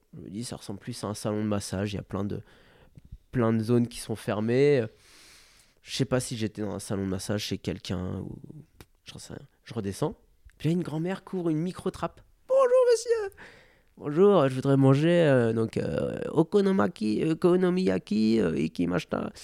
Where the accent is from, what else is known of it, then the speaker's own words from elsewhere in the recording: France; Je suis français